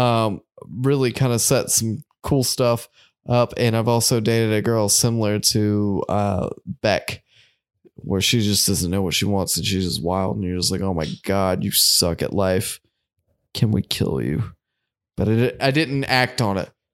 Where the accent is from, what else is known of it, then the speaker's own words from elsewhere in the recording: United States; we're American